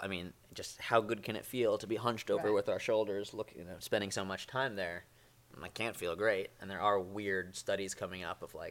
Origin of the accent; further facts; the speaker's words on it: New York, United States; I'm from New York.